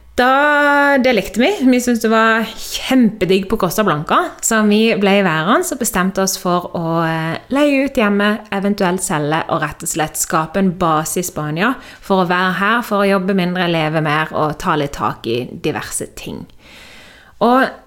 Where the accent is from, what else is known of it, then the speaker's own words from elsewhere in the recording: Norway; moved away as an adult; hjemme i Norge så er alt trygt og godt